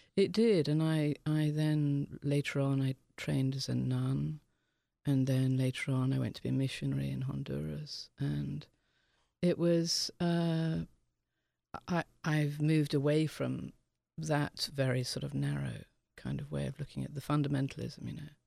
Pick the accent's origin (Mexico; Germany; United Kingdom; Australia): United Kingdom; England; being English